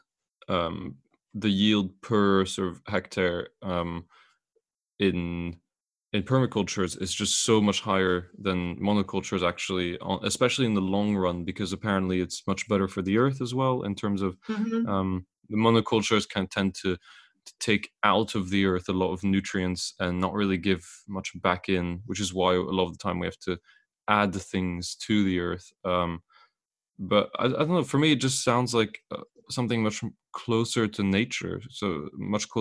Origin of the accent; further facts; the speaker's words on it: Belgium; he's actually from my hometown